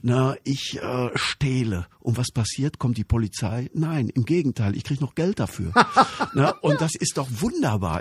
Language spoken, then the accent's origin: German; Altena, North Rhine-Westphalia, Germany; in meiner Heimatstadt spielt, Altenheim Sauerland